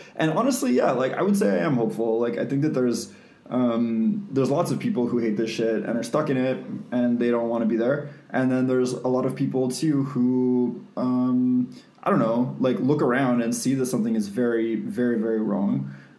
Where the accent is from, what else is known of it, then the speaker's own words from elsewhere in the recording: Canada; we're Canadian.